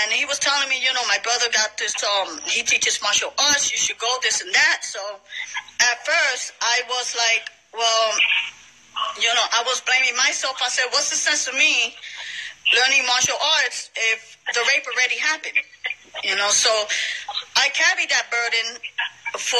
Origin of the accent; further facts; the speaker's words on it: Paterson, New Jersey, United States; I'm originally from Paterson, New Jersey.